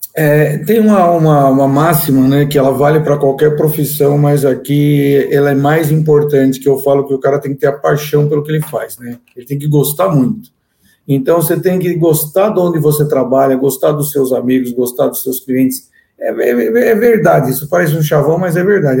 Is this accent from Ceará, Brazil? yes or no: no; interior of São Paulo, Brazil; also born or lived in Argentina; sou natural do interior de São Paulo